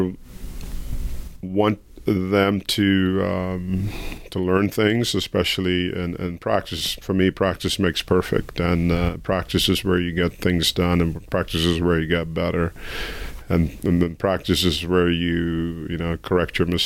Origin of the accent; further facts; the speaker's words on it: Suriname; now in United States; my home country, Suriname